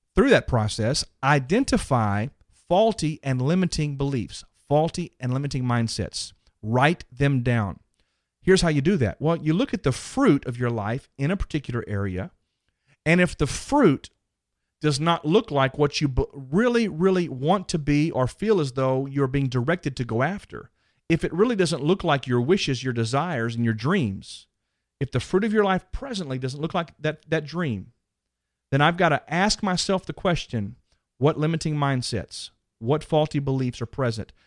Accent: Dallas, Texas, United States; that one's in Dallas, by the way, my hometown

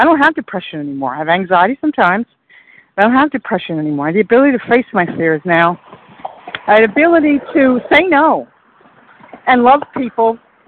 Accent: Iowa, United States; I'm in Central Time. … from Iowa.

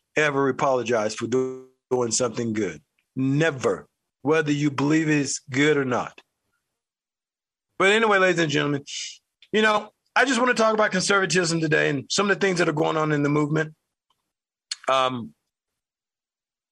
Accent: United States; I'm an American who happened to live in the United States

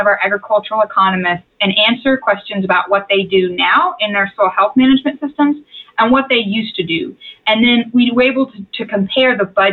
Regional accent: Texas, United States; I was raised in Texas

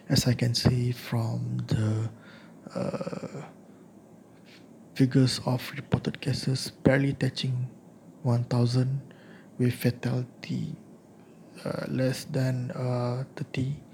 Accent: Malaysia; now in India; my experience as a Malaysian expat uh, living in India.

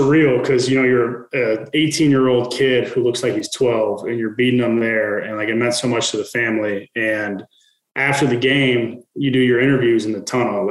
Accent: Midwest, United States; I'm from the Midwest

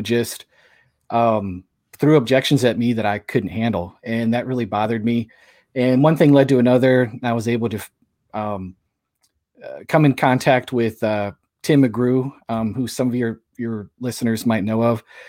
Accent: St. Louis, Missouri, United States; I'm from Saint Louis

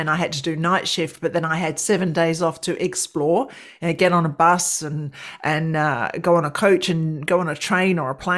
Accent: London, United Kingdom; moved away as an adult; now in Australia; Well, it began over in your part of the world. I'm from London, mm-hmm. East London, E17, Walthamstow. And so that was where I grew up. And then I migrated to Australia in 1988.

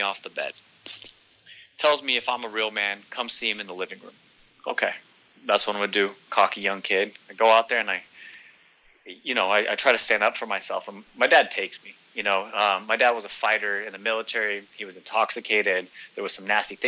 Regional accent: Northern California, United States; now in Southern California, United States; I'm originally from Northern California. I currently reside in Southern California.

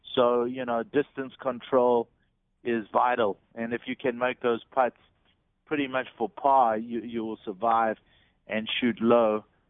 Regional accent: South Africa; moved away; when I grew up back in South Africa

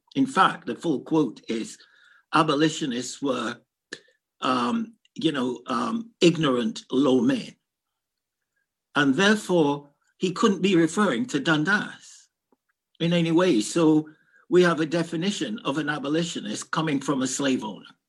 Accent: Kingston, Jamaica; also born or lived in London, United Kingdom; now in Scotland, United Kingdom; I'm from the Caribbean and I'm a black boy brought up in a tough part of Kingston.

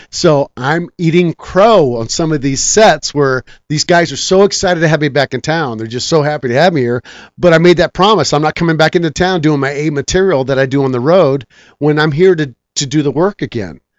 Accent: Guam; also born or lived in Japan; I think that's because I was raised in Japan. I was raised in Guam. I had a lot of friends that didn't speak English

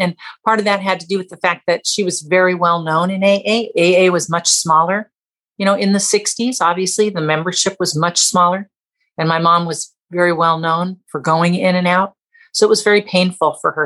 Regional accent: Southern California, United States; born or raised there; also born or lived in Canada

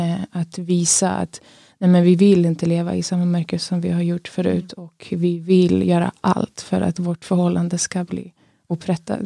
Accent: Kristianstad, Skåne, Sweden; jag kommer från Skåne, från, mig, från Kristianstad.

